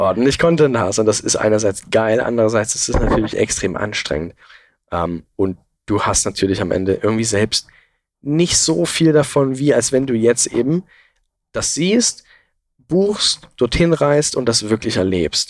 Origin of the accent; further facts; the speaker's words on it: Saxon Switzerland, Saxony, Germany; die sächsische Schweiz. Das ist halt einfach meine Heimat irgendwo und es ist sehr, sehr nah bei mir